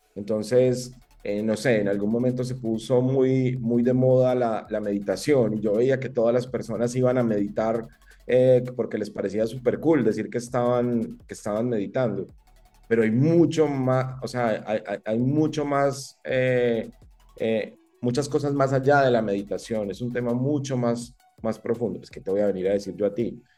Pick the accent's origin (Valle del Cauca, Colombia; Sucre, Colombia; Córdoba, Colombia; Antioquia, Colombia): Antioquia, Colombia; Medellín; moved away; also born or lived in San Vicente, Colombia / Costa Rica; yo nací en Medellín